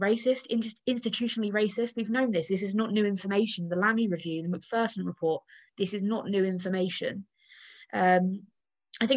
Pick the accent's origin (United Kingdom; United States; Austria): United Kingdom; the South of England; I say this as a Southerner myself